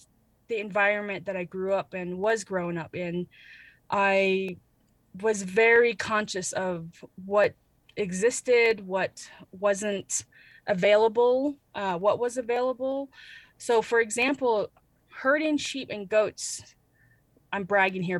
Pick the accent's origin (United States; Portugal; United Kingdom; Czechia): United States; Shonto and Blue Gap, Arizona; now in Flagstaff, Arizona, United States; I am originally from Shonto and Blue Gap, Arizona, and that is how I always introduce myself as a Navajo woman